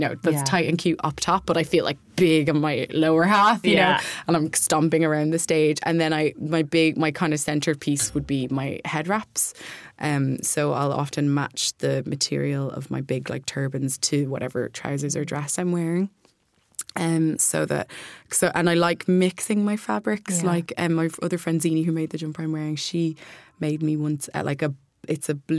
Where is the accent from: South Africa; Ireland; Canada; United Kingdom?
Ireland; Kildare, Leinster; We're all from Kildare, like myself and Violet are from Kildare